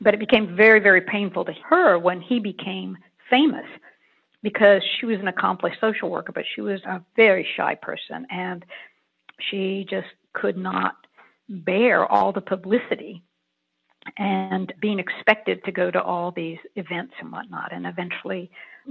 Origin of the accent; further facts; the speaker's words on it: Kingsport, Tennessee, United States; my hometown of Kingsport, which is in the Appalachian region of East Tennessee